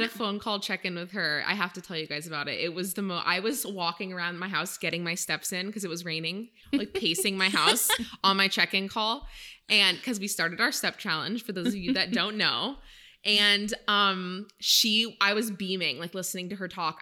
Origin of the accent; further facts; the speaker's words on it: Maine, United States; now in California, United States; I am originally from Maine